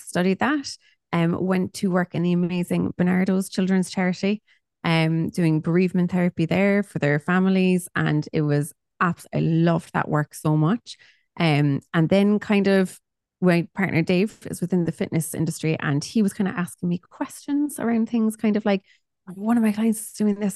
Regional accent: Cork, Munster, Ireland; I'm from Cork

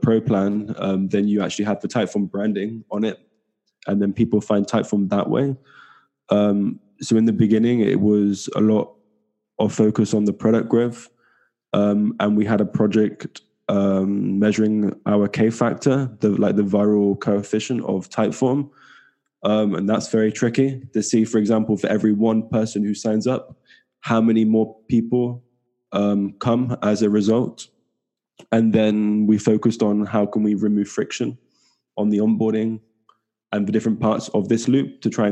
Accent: small town near Bristol, South West England, United Kingdom; now in Barcelona, Spain; I'm from England, southwest of England. From a small town in the southwest near Bristol. And now I'm currently living in Barcelona.

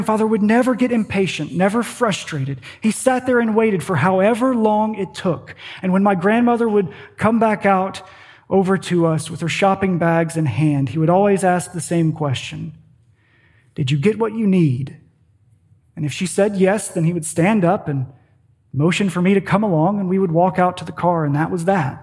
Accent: Paducah, Kentucky, United States; In my hometown of Paducah, Kentucky, we had one of those big department store malls

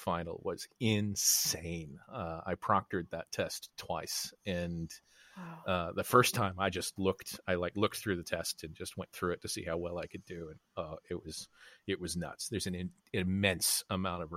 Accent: Arlington, Texas, United States; moved away as an adult; also born or lived in Chicago; I grew up in Arlington, Texas

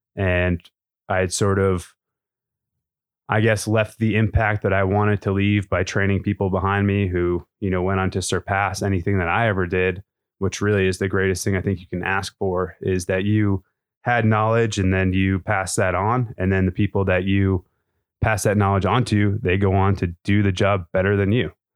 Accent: Maine, United States; moved away as an adult; I'm from Maine originally. That's where I grew up

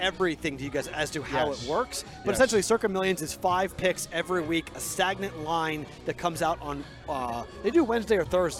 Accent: New England, United States; I'm from New England, though, so it's.

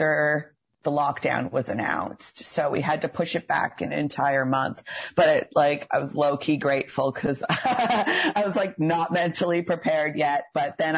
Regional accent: Port Hawkesbury, Nova Scotia, Canada; now in Dartmouth, Canada; I'm from Cape Breton. I'm from Port Hawkesbury originally, but I've been here since 2009

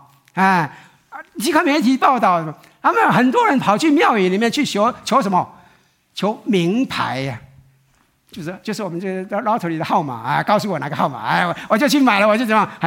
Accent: Taiwan; 这我们从台湾来都很清楚的啊。

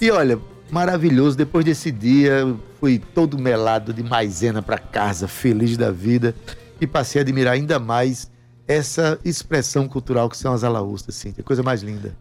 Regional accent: Itabaiana, Paraíba, Brazil; now in João Pessoa, Brazil; eu sou de Itabaiana e vi tudo isso quando era criança. Faz, eu saí de Itabaiana em 77

